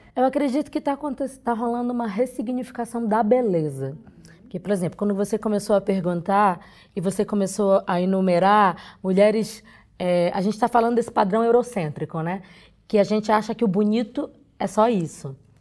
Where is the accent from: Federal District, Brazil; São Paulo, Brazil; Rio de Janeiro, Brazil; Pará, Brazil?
Pará, Brazil; sou do Pará